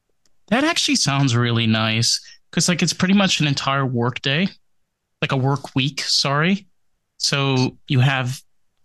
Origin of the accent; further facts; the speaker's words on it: New York, United States; Like I grew up in a state that didn't have palm trees. I grew up in New York.